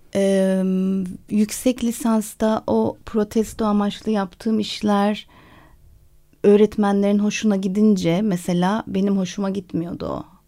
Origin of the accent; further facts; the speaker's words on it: Turkey; moved away as an adult; also born or lived in London, United Kingdom; Ve lise bittiği anda da Londra'ya taşındım. O yüzden Türkiye'de üniversite sınavına girmedim.